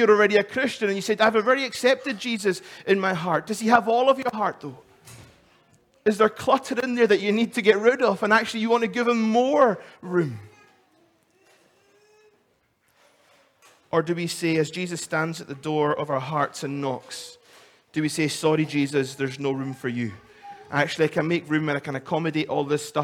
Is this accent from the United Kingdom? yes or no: yes; Isle of Lewis, Scotland, United Kingdom; I come from the Isle of Lewis